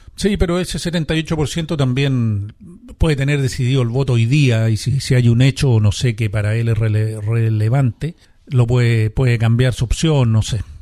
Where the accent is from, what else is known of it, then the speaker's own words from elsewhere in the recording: Chile; todos somos chilenos, todos vamos a seguir aquí